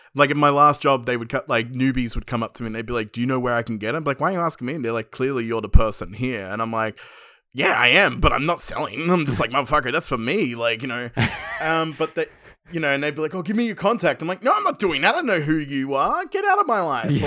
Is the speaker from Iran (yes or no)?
no; Penrith, New South Wales, Australia; I grew up in Western Sydney, Penrith